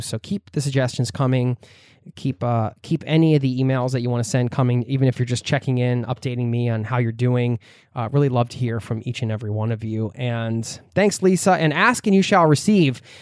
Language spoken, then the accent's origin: English; outside of Philadelphia, Pennsylvania, United States; I grew up in the Northeast outside of Philadelphia